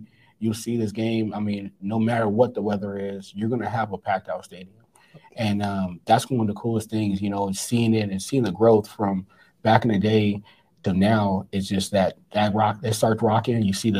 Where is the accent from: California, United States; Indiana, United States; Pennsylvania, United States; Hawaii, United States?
California, United States; now in Montana, United States; I mean, I came here from Southern California not knowing where Montana really was on the map.